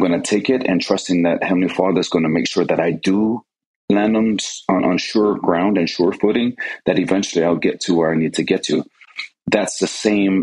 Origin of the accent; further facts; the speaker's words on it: Hawaii, United States; moved away as an adult; when I was growing up, the church and the scouting program back then, they worked hand in hand. And I remember a lot of times in Hawaii, we'd go on these camping trips.